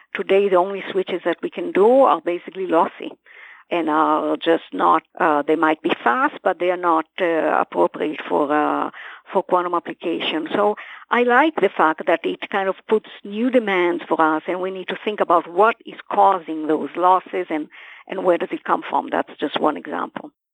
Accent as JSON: {"language": "English", "country": "Brazil", "tie": "born or raised there", "also_born_or_lived": "Israel", "moved": "yes", "said": "I was born in Israel, but I grew up in Brazil"}